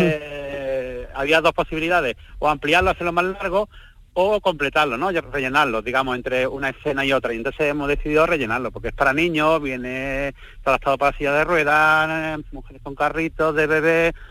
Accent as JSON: {"language": "Spanish", "area": "province of Málaga", "region": "Andalusia", "country": "Spain", "said": "ser profeta en mi tierra"}